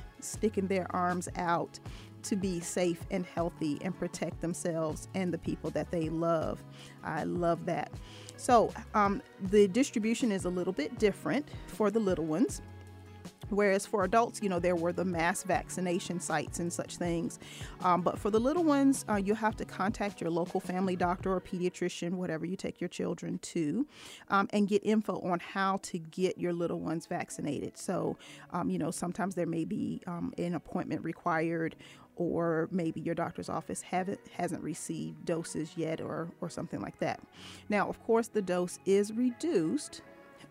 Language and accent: English; Virginia, United States; moved away; my hometown in Virginia